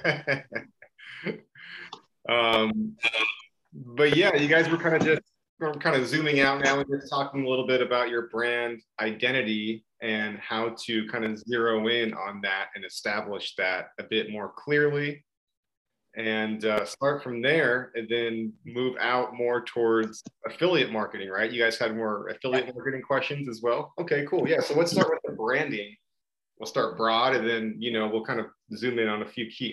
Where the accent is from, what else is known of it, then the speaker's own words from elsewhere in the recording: San Diego, California, United States; now in Washington, D.C., United States; I am from San Diego